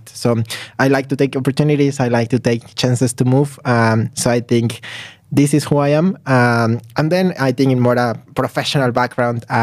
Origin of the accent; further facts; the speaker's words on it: Mexico City, Mexico; English is a second language; now in Tallinn, Estonia; I'm coming from Mexico, so I was born and raised in Mexico City, so also like a very big contrast to to Tallinn.